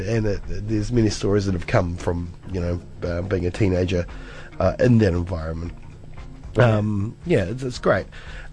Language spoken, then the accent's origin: English; Cromwell, Otago, New Zealand; I grew up in Central as well, just down the road in Cromwell. beautiful Cromwell.